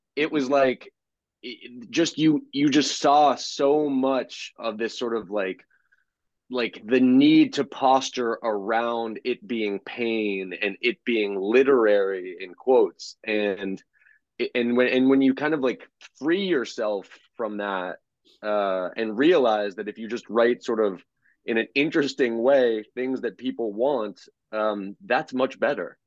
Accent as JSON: {"language": "English", "town": "Houston", "region": "Texas", "country": "United States", "tie": "born or raised there", "also_born_or_lived": "Boston", "moved": "yes", "said": "I was born in 1981 in Houston"}